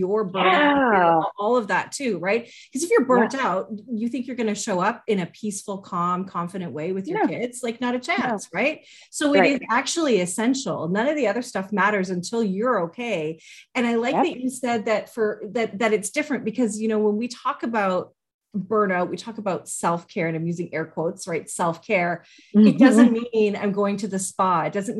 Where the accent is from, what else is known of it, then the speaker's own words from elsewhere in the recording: Canada; as a Canadian and raising my kids here